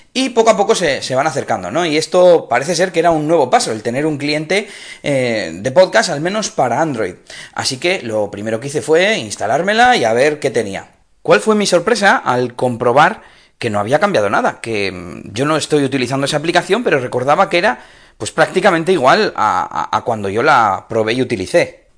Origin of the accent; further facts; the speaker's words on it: Espinosa de los Monteros, Castile and León, Spain; now in Bilbao, Spain; Espinosa de los Monteros, que es mi pueblo